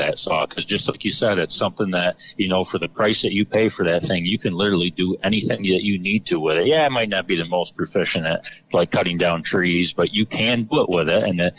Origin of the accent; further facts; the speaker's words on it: New York, United States; as John said. I am from Central New York.